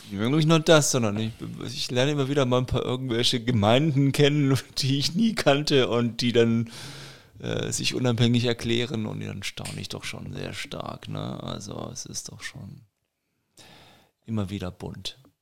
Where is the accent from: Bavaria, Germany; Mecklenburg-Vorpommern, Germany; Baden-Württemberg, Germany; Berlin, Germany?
Bavaria, Germany; Nuremberg; bei uns in Nürnberg